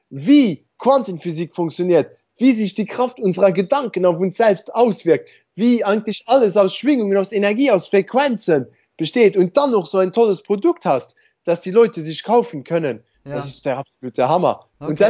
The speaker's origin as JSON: {"language": "German", "country": "Luxembourg", "said": "also ich bin ja Luxemburger, ich glaube, ich habe das noch nicht erwähnt."}